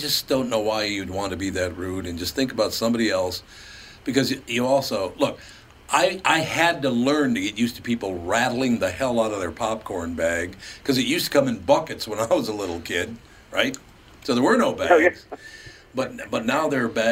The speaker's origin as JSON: {"language": "English", "town": "Minneapolis", "region": "Minnesota", "country": "United States", "tie": "born or raised there", "said": "Growing up on West Broadway in North Minneapolis"}